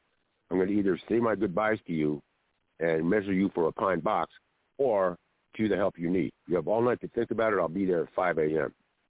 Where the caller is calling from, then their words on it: Harbor area, Southern California, United States; I'm calling from the Harbor area in Southern California.